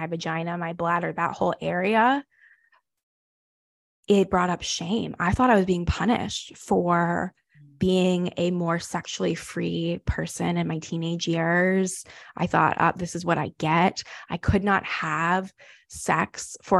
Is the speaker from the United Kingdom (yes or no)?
no; the South, United States; I grew up Jewish, but I grew up Jewish in the South.